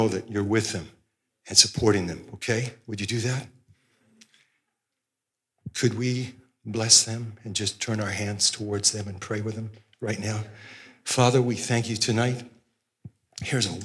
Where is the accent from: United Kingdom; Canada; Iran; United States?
Canada; Osoyoos, British Columbia; I grew up in Osoyoos and went to the Pentecostal church